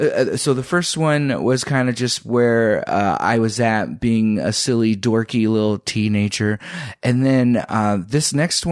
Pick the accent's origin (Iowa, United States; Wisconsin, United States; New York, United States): Iowa, United States; Lisbon; Growing up in Iowa, I'm mixed race. I'm black and white.